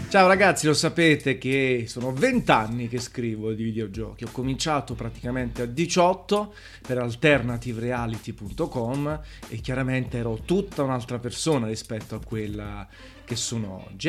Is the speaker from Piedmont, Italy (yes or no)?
no; Naples, Campania, Italy; accent: Neapolitan; Io sono napoletano, orgoglioso di esserlo